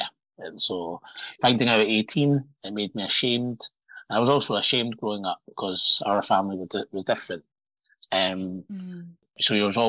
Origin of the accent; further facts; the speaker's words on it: Morocco; born there; I used to lie and say that I was born in Scotland when I knew I was born in Morocco.